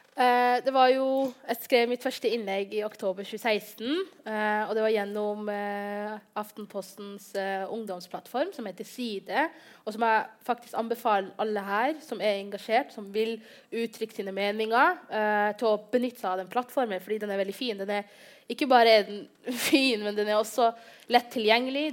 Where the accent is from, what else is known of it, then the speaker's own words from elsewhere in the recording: Bodø, Nordland, Norway; jeg kommer fra Bodø, og det er en liten by med 55 000, 55 000 innbyggere